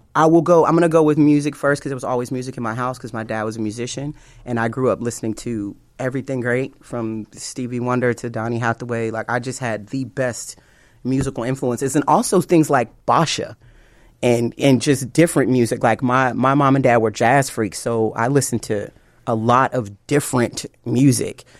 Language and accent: English; Chicago, Illinois, United States; I'm from Chicago